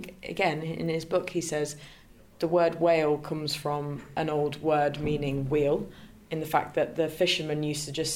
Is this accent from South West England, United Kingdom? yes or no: no; Leicester, East Midlands, United Kingdom; I'm from Leicester